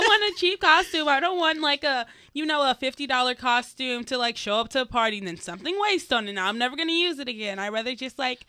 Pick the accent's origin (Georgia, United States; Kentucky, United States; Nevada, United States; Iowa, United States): Georgia, United States; Atlanta; I'm from Atlanta, so shout out to the Southern people from Atlanta